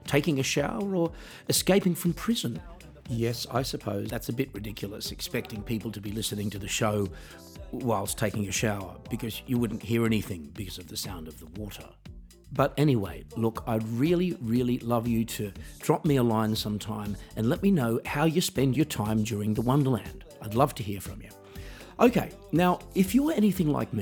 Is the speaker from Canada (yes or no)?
no; Australia; moved away; my hometown in Australia